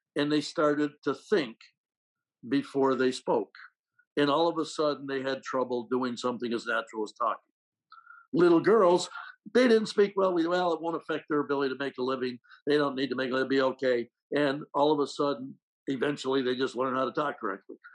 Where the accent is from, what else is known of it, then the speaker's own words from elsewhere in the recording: Rutland, Vermont, United States; moved away; my hometown of Rutland, Vermont